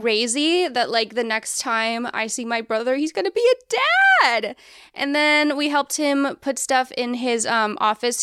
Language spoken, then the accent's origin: English; Colorado, United States; moved away as an adult; I grew up in Colorado and, well, mostly fifth through twelfth grade.